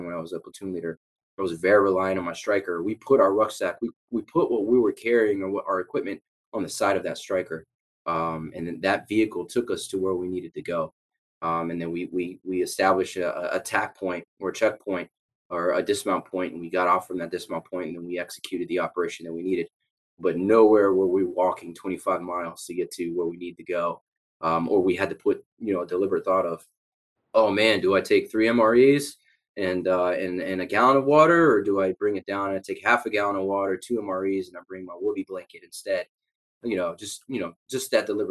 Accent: La Mesa, California, United States; moved away; I was born in San Diego, La Mesa area

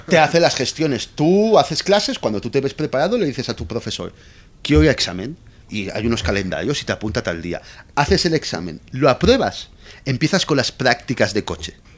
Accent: Valencia, Valencian Community, Spain; moved away as an adult; also born or lived in Barcelona / Madrid; now in Mexico; yo me he criado 23 años en, en Valencia

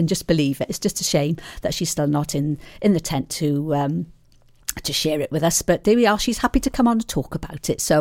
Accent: Tenby, Wales, United Kingdom; since I was a little girl growing up in Mount Pleasant Way.

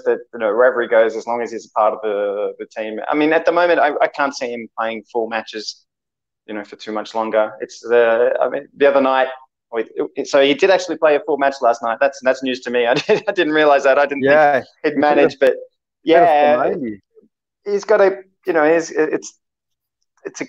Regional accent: Australia; moved away as an adult; now in Italy; I grew up in Australia watching Italian football.

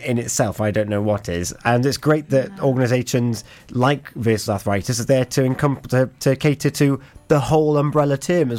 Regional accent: West Wales, United Kingdom; We're both from West Wales.

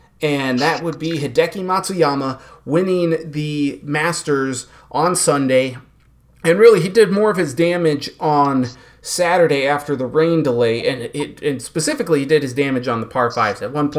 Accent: Minnesota, United States; here in Minnesota, and as a Minnesotan

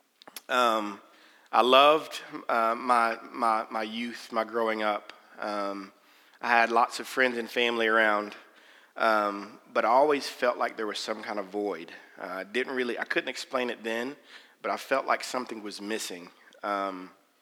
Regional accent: Knoxville, Tennessee, United States; I grew up in Knoxville, Tennessee

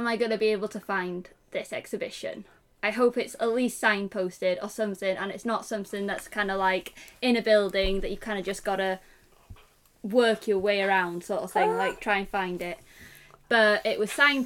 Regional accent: England, United Kingdom; I'm English

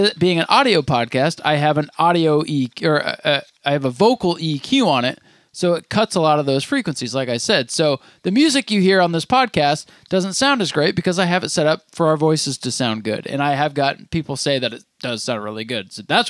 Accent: Vermont, United States; Just because we're from Vermont where there's more cows.

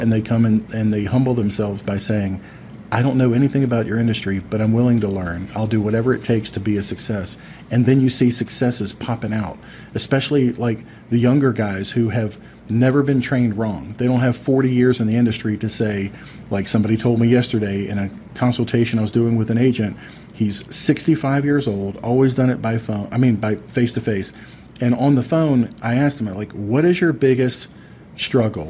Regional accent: Deltona, Florida, United States; back in my hometown of Deltona, Florida

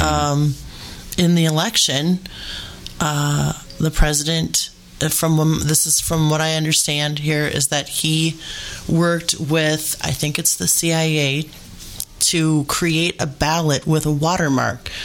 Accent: United States; as an American

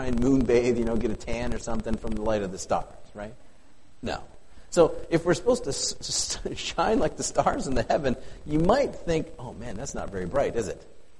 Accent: the Dakotas, United States; now in Plevna, United States; It's so bright where I live. And I miss it. After growing up in the Dakotas, holy smokes, I miss stars.

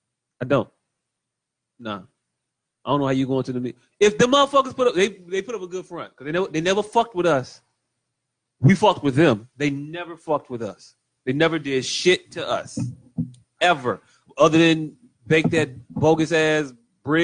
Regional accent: Chicago, Illinois, United States; I grew up on Lithuania Plaza, and we had actual Lithuanian people

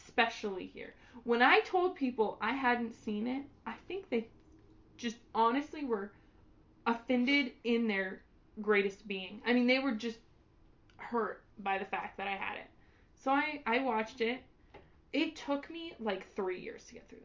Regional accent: Albuquerque, New Mexico, United States

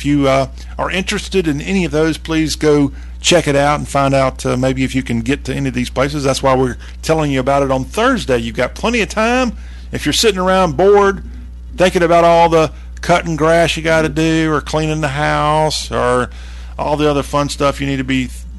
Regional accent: South Carolina, United States; It's a very, very hyper-local type thing in my certain part of South Carolina, where I grew up.

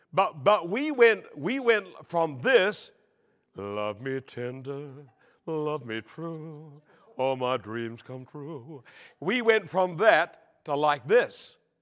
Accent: New Zealand; born or raised there; now in Australia

